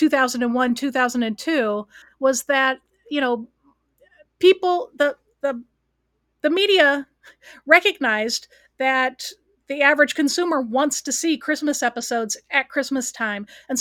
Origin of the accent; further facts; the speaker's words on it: Cleveland, Ohio, United States; I grew up in the Cleveland market, which is a very large market in Ohio.